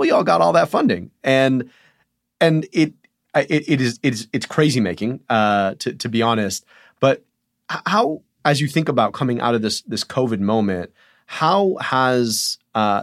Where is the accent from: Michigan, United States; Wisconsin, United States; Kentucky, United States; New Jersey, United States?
Michigan, United States; my home state of Michigan